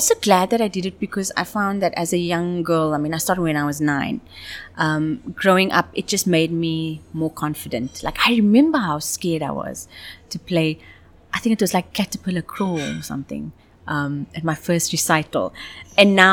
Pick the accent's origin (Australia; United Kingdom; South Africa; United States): South Africa; Cape Town, Western Cape; moved away as an adult; also born or lived in Johannesburg / Dubai; I was born in Cape Town